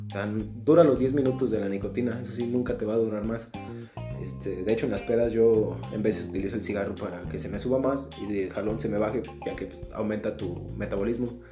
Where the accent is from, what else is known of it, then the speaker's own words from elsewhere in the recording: Mexico; No soy buen mexicano